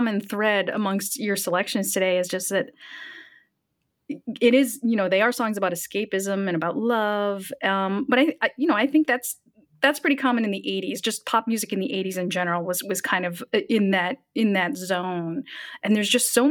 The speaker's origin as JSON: {"language": "English", "country": "United States", "said": "as an American"}